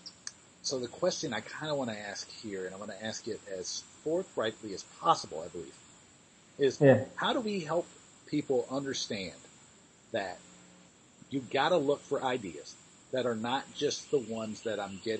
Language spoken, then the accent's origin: English; New York, United States; being a New Yorker